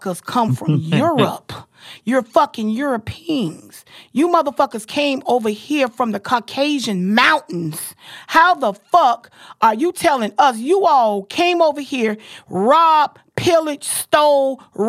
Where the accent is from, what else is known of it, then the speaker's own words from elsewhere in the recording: Jacksonville, Florida, United States; I was born in motherfucking Duval County